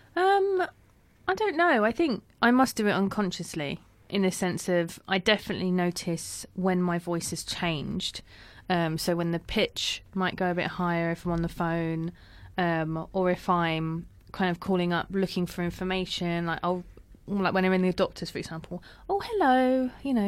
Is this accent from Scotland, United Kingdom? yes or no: no; London, United Kingdom; accent: London; brought up in, uh, you know, West London, I have a very London-sounding accent